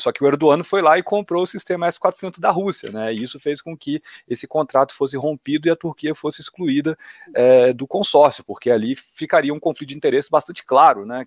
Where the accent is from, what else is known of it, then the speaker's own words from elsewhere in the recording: Minas Gerais, Brazil; como bom mineiro